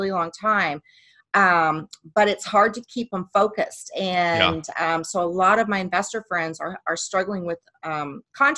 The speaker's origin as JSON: {"language": "English", "region": "Midwest", "country": "United States", "also_born_or_lived": "Phoenix, Arizona", "moved": "yes", "lives_now": "Dallas-Fort Worth, United States", "said": "we're both from the Midwest"}